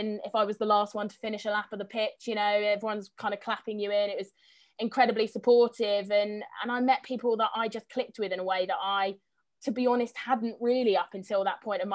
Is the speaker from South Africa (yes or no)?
no; Bassingbourn, East of England, United Kingdom; I grew up in a small village called Bassingbourne that's south of Cambridge.